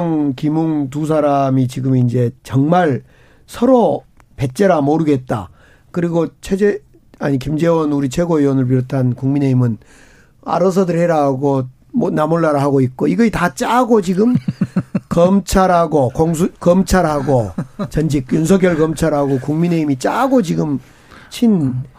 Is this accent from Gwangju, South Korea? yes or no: yes; Gwangju, South Korea; 광주, 이제 저희 광주 출신이고